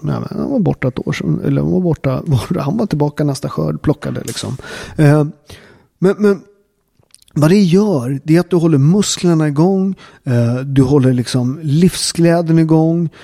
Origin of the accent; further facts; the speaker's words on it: Southern Italy, Italy; now in Sweden; i södra Italien, där jag kommer ifrån